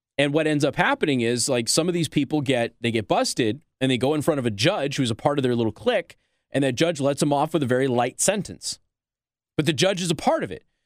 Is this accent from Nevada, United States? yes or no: yes; Las Vegas, Nevada, United States; moved away as an adult; also born or lived in Midwest; now in Michiana, United States; I'm from Las Vegas